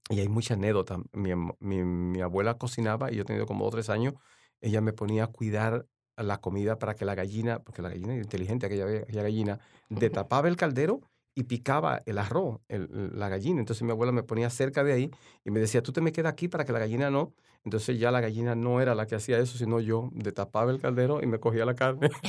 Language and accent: Spanish; La Romana, Dominican Republic; born there; Sí, yo, yo realmente nací en La Romana, en la, que, está, a media hora de San Pedro de Macorís.